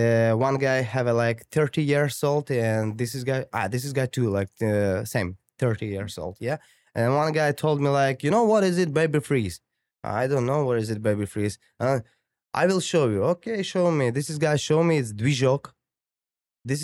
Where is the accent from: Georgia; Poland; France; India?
Georgia; Tbilisi; English is a second language; My country, like, where I grew up in, like, it's Georgia. It's Tbilisi, if you know where is it, bro.